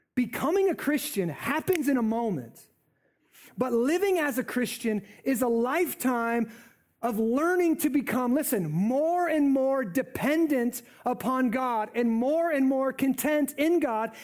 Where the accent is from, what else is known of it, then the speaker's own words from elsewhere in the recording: United States; I'm an American.